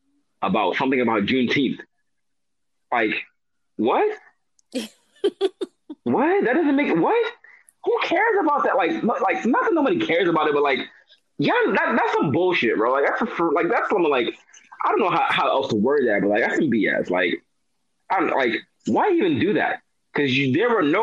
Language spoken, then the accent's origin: English; New York City, New York, United States; I'm from New York City